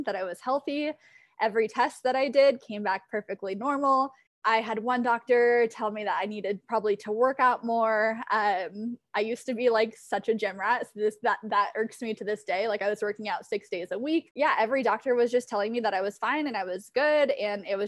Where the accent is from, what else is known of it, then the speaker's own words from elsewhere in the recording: Southern California, United States; moved away as an adult; now in Denver, United States; I decided to move out of Southern California, which is near and dear to my heart and my hometown and my family and my friends, and packed up and moved to Denver, Colorado